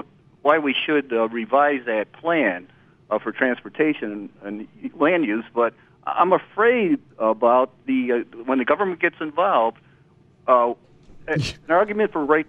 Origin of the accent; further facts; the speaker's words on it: Buffalo, New York, United States; now in Rochester, United States; growing up in the Buffalo area